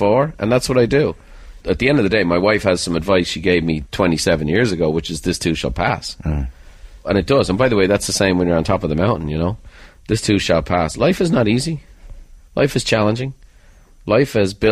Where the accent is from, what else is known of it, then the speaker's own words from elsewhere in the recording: Ireland; I'm an Irishman